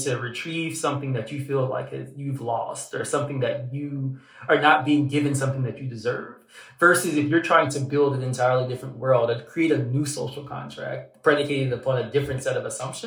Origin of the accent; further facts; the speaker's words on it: Southern Louisiana, United States; I'm from Southern Louisiana